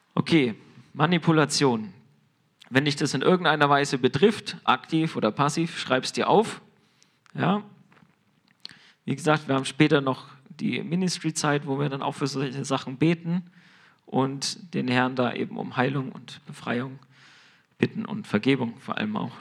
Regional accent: Germany; wir als Deutsche

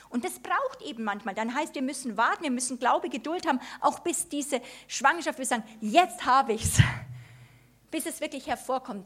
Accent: Germany; wir als Deutsche

